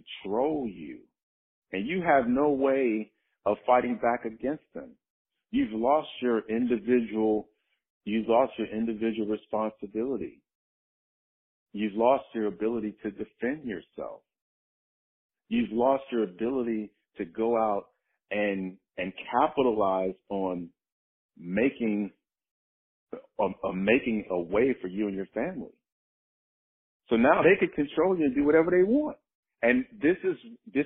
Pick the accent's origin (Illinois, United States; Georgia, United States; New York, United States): Illinois, United States; Chicago; moved away as an adult; I was born and raised in Chicago, South Side, inner city.